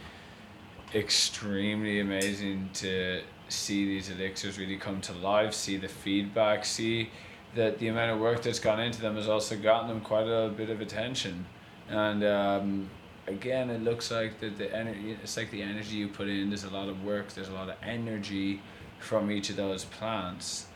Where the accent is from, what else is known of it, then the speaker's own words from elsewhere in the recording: Ireland; I come from Ireland.